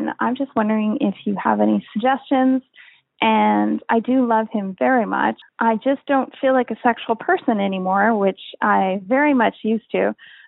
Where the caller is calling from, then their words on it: Canada; I'm calling from Canada.